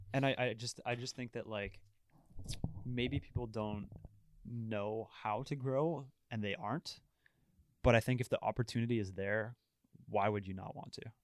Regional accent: Ottawa, Ontario, Canada; I'm from Ottawa, I love Ottawa

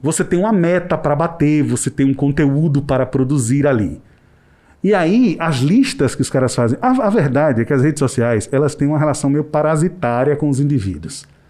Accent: Northeast Region, Brazil; eu não, não tenho orgulho de ser nordestino

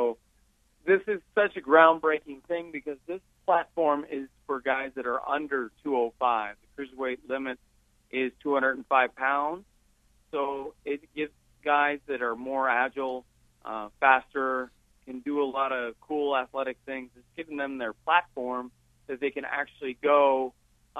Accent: New Brunswick, Canada; moved away as an adult; also born or lived in Cambridge, Ontario; now in Windsor, Canada; I'm from New Brunswick.

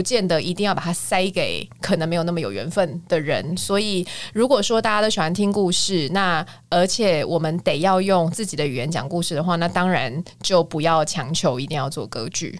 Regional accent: Kaohsiung, Taiwan; moved away as an adult; also born or lived in United States; 我是高雄人

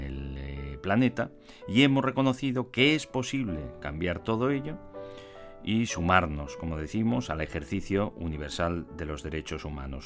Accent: Spain; los que somos eh, ciudadanos de España

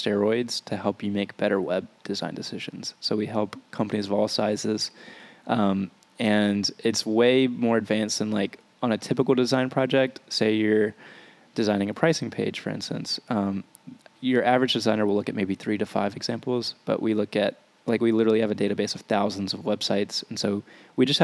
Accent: Louisiana, United States; I'm from a small town in Louisiana

